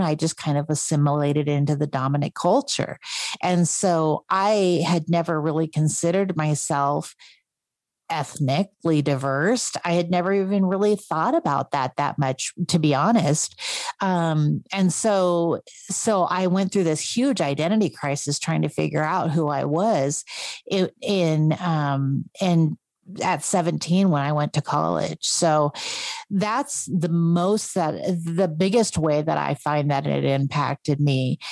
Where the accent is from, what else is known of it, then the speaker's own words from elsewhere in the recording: North Idaho, United States; also born or lived in South Korea; I was raised in North Idaho